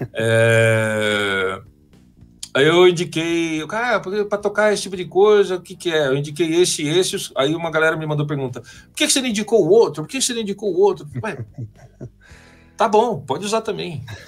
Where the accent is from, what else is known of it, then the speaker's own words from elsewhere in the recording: ABC Paulista, São Paulo, Brazil; eu sou lá da BC